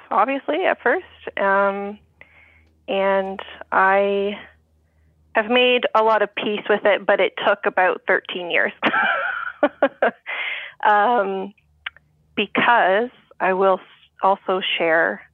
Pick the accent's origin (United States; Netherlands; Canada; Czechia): Canada; my fellow Canadians